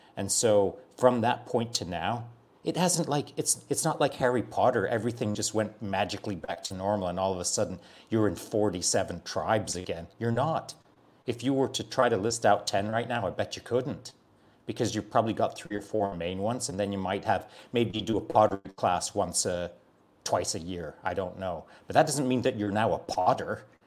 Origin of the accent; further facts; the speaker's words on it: Barnsley, Yorkshire and the Humber, United Kingdom; moved away; I'm from Barnsley